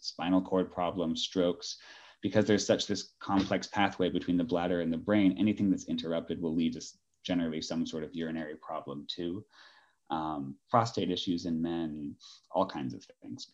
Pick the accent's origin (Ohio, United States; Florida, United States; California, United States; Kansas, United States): California, United States; Los Angeles; moved away as an adult; also born or lived in Bay Area, California / Ireland / New York; now in Atlanta, United States; I'm originally from Southern California, Los Angeles area.